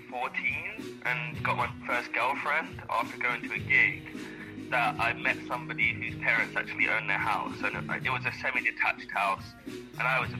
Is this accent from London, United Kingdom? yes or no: yes; London, United Kingdom; I am from London. I am from East London. I grew up around gang mentality.